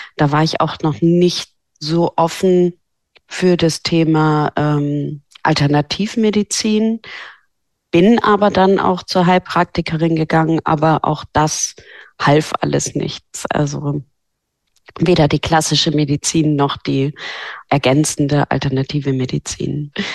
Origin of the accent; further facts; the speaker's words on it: Norderney, Lower Saxony, Germany; moved away as an adult; also born or lived in Hamburg; Ich bin auf Norderney aufgewachsen